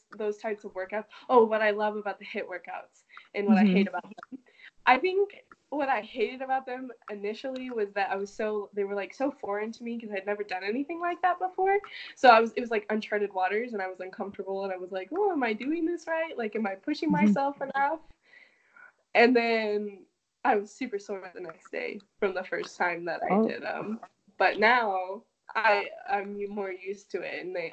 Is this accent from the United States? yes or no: yes; Prescott, Arizona, United States; I'm from Arizona, currently a college student studying public health